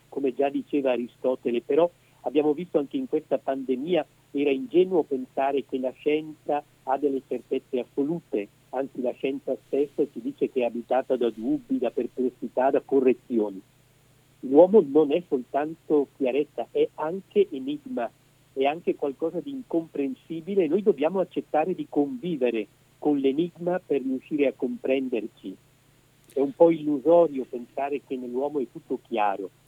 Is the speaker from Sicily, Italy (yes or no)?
no; Edolo, Lombardy, Italy; also born or lived in Rome; Sì, io sono bresciano, nato a Edolo nel 1965, poi eh, sono sempre eh, stato più o meno sul territorio bresciano, eh, tranne alcuni anni che ho passato a Roma per gli studi